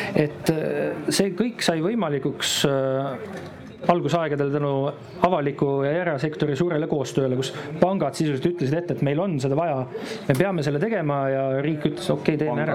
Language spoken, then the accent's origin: Estonian; Estonia; me oleme eestlased